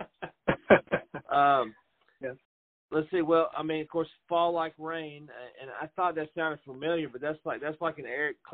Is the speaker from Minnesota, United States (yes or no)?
no; Middle Tennessee, United States; a kid growing up in Middle Tennessee